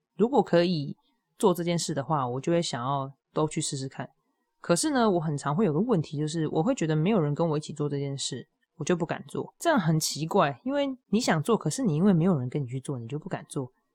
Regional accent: Hualien County, Taiwan; moved away; 我第一个想要回去踏青的地方就是我的家乡，就是花莲。就我们，我的爸爸的家里在那里啊，对我来说那就是家乡

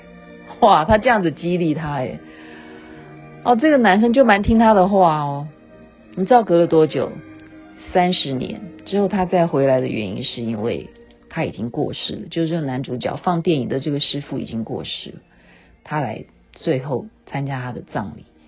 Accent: Taiwan; 因为我是眷村长大的

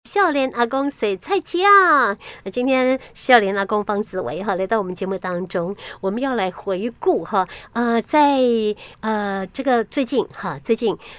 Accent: Yilan County, Taiwan; 我们其实在宜兰还蛮幸福的

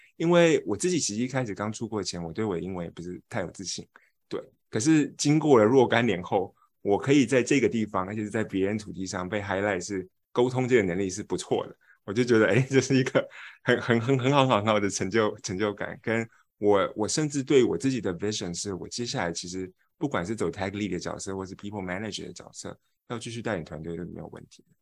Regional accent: Taiwan; moved away as an adult; also born or lived in United Kingdom; now in United States; 我是一个台湾人，我不是这个文化圈的

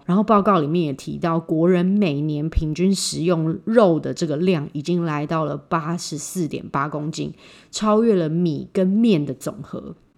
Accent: Taiwan; 我们台湾人

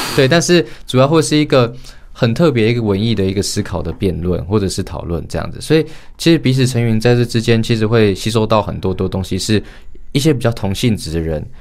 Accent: Hualien, Hualien County, Taiwan; moved away as an adult; 我是花莲人，花莲高中毕业

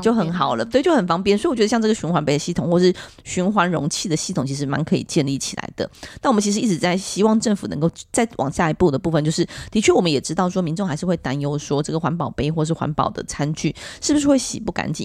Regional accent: Taiwan; 以前我虽然在客家庄长大，但我对客家语言其实非常陌生，因为我们那时候还有在推行讲国语的时代

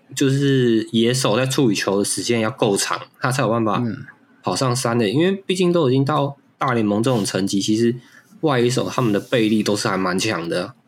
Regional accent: Taiwan; 提供给我们台湾人看

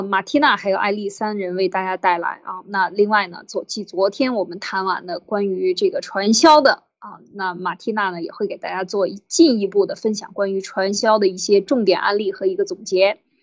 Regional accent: China; moved away; 我们中国人

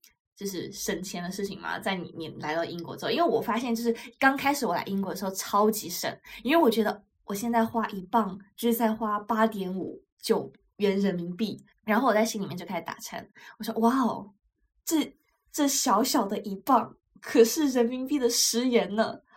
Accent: China; 因为对于我中国人来讲，就是会更多的就是一日三餐。

